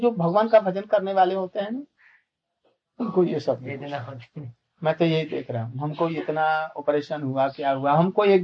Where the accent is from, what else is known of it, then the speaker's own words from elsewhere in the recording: India; born there; हम लोग गांव में जन्मे थे गंगा के किनारे गंगा से दो चार फकला